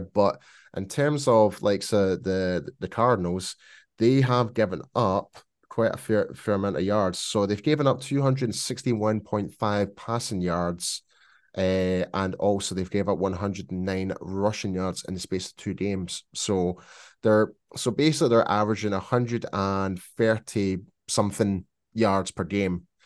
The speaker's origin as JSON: {"language": "English", "region": "Scotland", "country": "United Kingdom", "accent": "Scottish", "said": "my Scottish accent"}